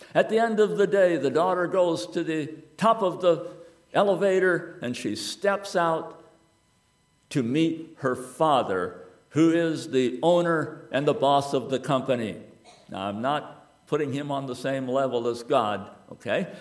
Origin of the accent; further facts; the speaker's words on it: United States; I am an American